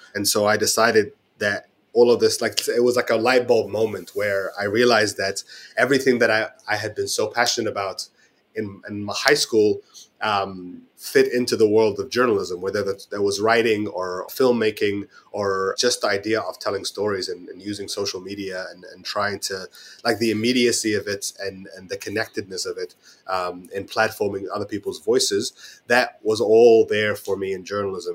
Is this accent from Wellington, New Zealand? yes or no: no; Auckland, New Zealand; moved away as an adult; also born or lived in Cairo, Egypt / Istanbul, Turkey; now in London, United Kingdom; I was born in Cairo, in Egypt, and I migrated to Auckland when I was eight years old, spent most of my life here